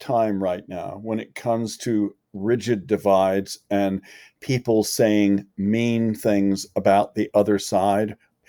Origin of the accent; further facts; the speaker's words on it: Northeast, United States; We're from the Northeast.